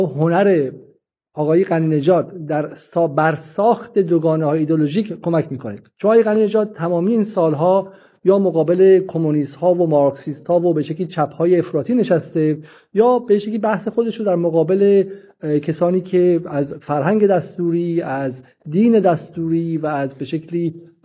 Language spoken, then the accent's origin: Persian; Iran; ما ایرانی هستیم